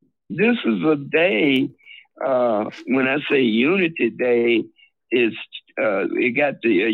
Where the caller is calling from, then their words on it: Chicago, Illinois, United States; from Chicago.